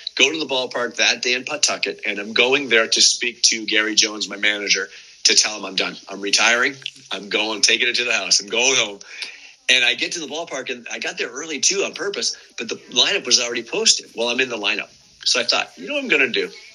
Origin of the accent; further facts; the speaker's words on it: Windsor, Ontario, Canada; the University of Windsor, which is at home here in my hometown